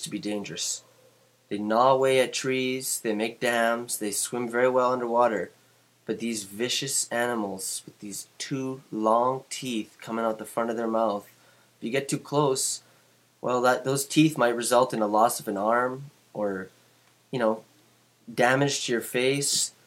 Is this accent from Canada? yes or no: yes; Canada; I'm from Canada